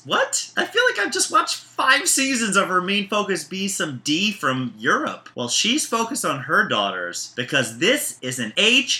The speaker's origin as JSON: {"language": "English", "town": "Baltimore", "region": "Maryland", "country": "United States", "said": "I'm from Baltimore, Maryland."}